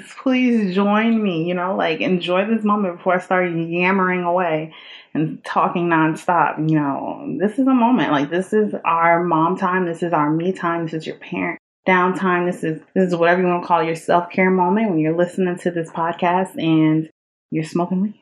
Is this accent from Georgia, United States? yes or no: yes; Georgia, United States; also born or lived in New York; now in Los Angeles, United States; I'm originally from Georgia. That's where I grew up